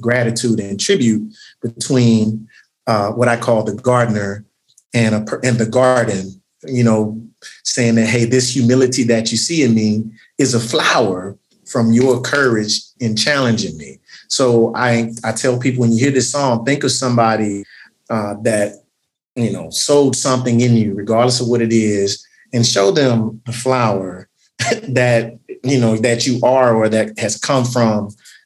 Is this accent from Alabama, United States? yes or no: yes; Tuscaloosa, Alabama, United States; moved away as an adult; now in Birmingham, United States; I was born and raised in the great city of Tuscaloosa